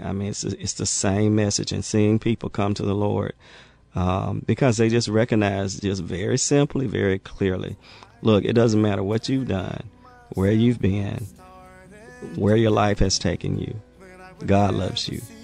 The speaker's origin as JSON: {"language": "English", "town": "Jackson", "region": "Mississippi", "country": "United States", "tie": "born or raised there", "said": "growing up in Mississippi was uh, interesting"}